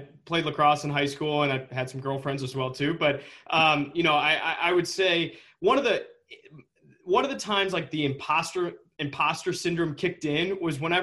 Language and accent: English; Saline, Michigan, United States; I grew up in just outside of Ann Arbor in a little town called Saline